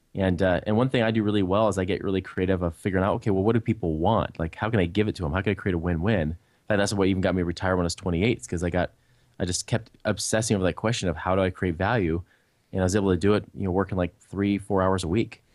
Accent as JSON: {"language": "English", "town": "Portland", "region": "Oregon", "country": "United States", "tie": "born or raised there", "said": "I grew up in near Portland, Oregon. That's where I was originally raised."}